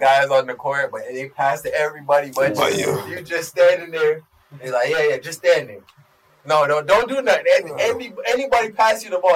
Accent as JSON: {"language": "English", "country": "United States", "also_born_or_lived": "Jamaica", "said": "I was just the American boy to Jamaicans down there. I'm American"}